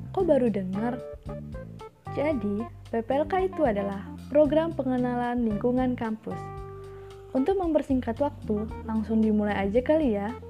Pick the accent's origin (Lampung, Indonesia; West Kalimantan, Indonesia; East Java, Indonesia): Lampung, Indonesia; Tulang Bawang; dari Prodi Matematika dan asal gue dari Tulang Bawang Lampung.